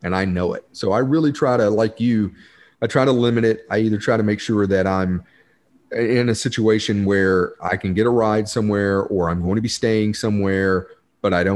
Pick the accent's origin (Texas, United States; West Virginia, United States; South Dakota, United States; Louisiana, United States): Texas, United States; Corsicana; I come from Corsicana, and just north of Corsicana is a little town called Ennis